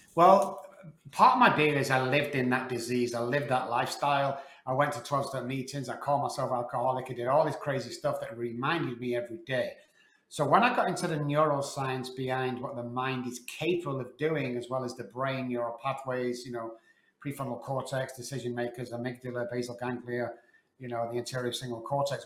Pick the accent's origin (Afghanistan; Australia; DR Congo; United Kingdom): United Kingdom; Manchester, North West England; moved away as an adult; now in Texas, United States; I was on the streets for 14 months back in Manchester, UK